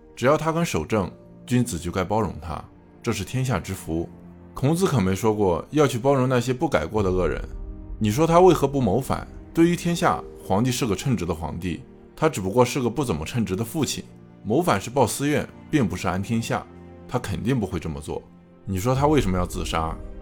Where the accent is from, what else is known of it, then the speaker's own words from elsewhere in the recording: China; 我们中国人